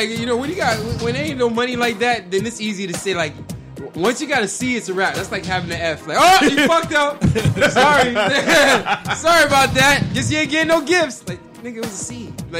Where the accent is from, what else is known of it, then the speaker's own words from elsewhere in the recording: North Carolina, United States; I'm from North Carolina, New York, nigga.